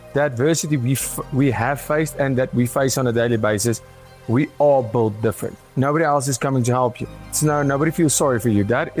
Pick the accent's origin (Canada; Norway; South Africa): South Africa; Pretoria, Gauteng; Yes. Yeah. We see a lot of crime all the time.